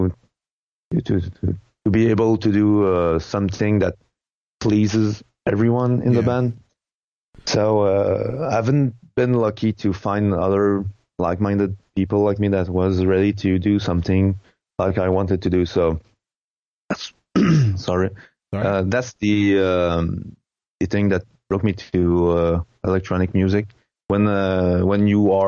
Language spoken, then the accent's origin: English; Quebec, Canada; English is a second language; Quebec, it's starting to have a small synthwave scene. So I guess that gradually it will become more interesting in my hometown